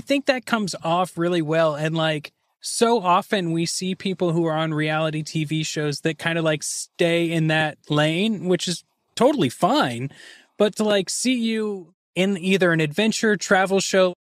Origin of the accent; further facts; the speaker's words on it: Kansas, United States; accent: Kansas; my Kansas accent